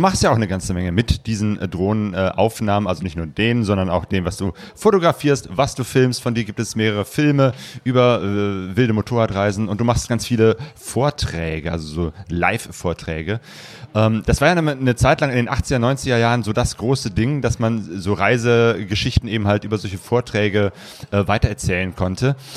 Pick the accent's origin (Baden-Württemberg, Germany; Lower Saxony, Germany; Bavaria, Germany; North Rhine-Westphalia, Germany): North Rhine-Westphalia, Germany; Essen; ich komme ja aus Essen, dem Ruhrgebiet